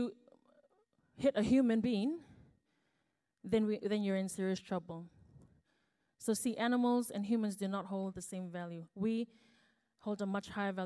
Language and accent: English; Fiji; now in New Zealand; I was actually born and raised in Fiji before I moved here to New Zealand.